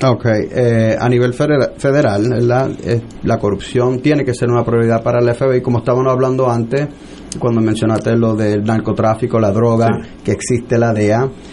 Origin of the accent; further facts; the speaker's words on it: New York City, New York, United States; moved away as an adult; now in San Juan, Puerto Rico; nacido y criado en Nueva York, padre puertorriqueño, mi papá es de San Germán y mi mamá de Bayamón